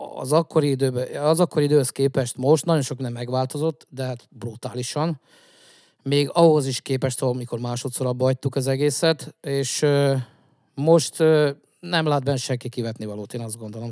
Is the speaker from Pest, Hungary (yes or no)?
no; Zala, Hungary; zalaiak vagyunk